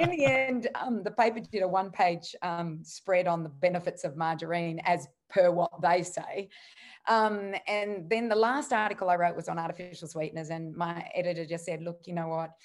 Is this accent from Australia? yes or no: yes; Australia; being an Aussie back in the eighties